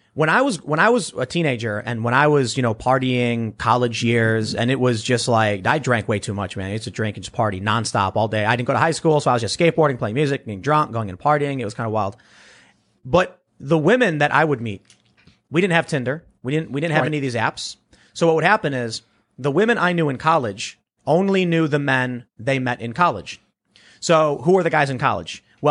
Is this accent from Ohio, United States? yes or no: no; Chicago, Illinois, United States; So I knew people back where I grew up on the South Side of Chicago who found a way to go from being a high school dropout to making six figures